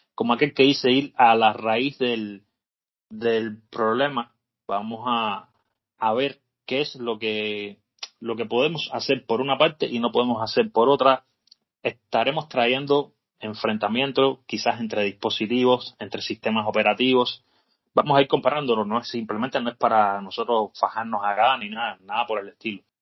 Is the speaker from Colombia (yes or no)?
no; Cuba; tú y yo somos cubanos